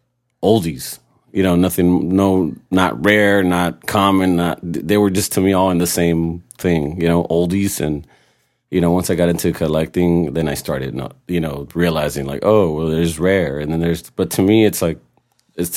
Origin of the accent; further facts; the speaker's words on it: San Diego, California, United States; also born or lived in Tijuana, Mexico; now in Long Beach, United States; Raised in San Diego, but been in Long Beach for the past like 15 years or so.